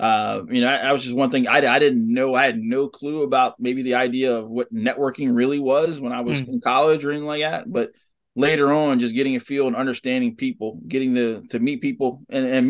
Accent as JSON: {"language": "English", "town": "Baltimore", "region": "Maryland", "country": "United States", "tie": "born or raised there", "moved": "yes", "said": "here was my hometown team"}